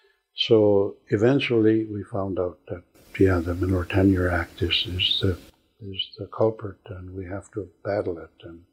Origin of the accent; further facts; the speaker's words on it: Gitxaala, British Columbia, Canada; And I come from Gitxaala.